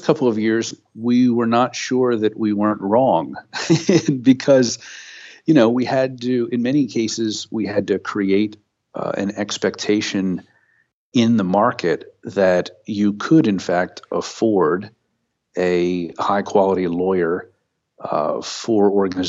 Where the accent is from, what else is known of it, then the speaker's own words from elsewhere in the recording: Pennsylvania, United States; Well, I grew up in the Pocono Mountains in Pennsylvania, where my uncle frequently took my brother and I out into the Pennsylvania woods